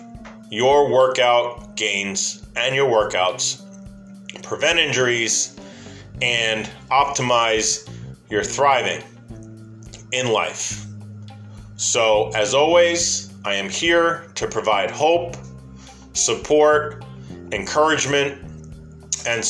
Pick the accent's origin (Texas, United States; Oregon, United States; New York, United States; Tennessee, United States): New York, United States; accent: New York; my New York accent